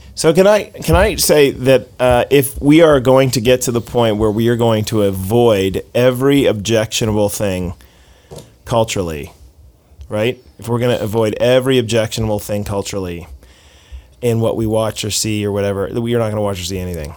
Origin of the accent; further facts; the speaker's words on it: Seattle, Washington, United States; My hometown is Seattle